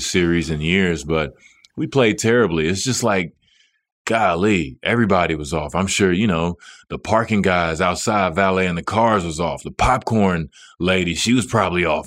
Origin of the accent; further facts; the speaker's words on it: Dallas, Texas, United States; moved away as an adult; it was my hometown.